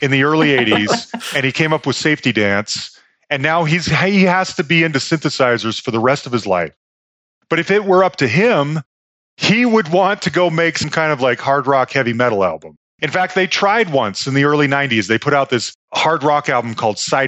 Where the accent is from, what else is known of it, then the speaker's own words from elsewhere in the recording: Salt Lake City, Utah, United States; moved away; also born or lived in Bay Area, California; I grew up Mormon in Salt Lake City, Utah